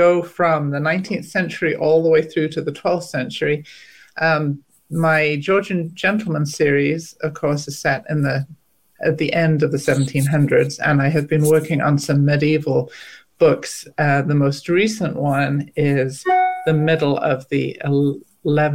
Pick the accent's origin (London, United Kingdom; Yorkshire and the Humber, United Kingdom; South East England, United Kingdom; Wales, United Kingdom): Wales, United Kingdom; now in United States; I grew up in Wales. And now I live in the US